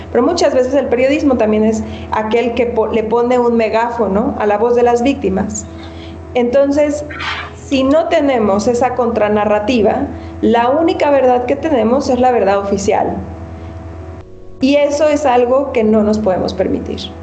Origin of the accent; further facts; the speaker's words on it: Mexico; nosotros como ciudadanos mexicanos